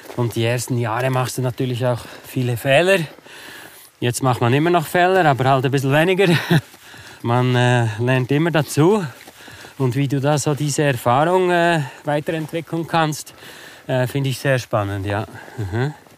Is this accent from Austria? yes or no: no; Interlaken, Bern, Switzerland; also born or lived in Beatenberg; Aufgewachsen bin ich eigentlich in Interlaken